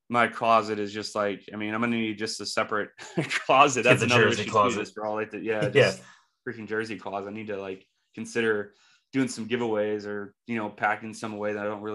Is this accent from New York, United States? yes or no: no; North Carolina, United States; growing up in North Carolina, being from North Carolina